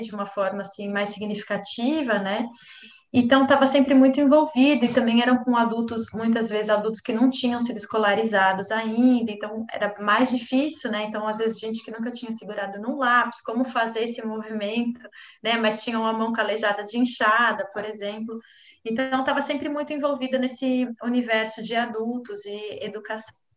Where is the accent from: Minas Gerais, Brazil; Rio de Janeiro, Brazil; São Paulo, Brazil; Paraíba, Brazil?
São Paulo, Brazil; moved away as an adult; now in Florianópolis, Brazil; eu sou natural de São Paulo, mas eu vim morar em Florianópolis é, com 19 anos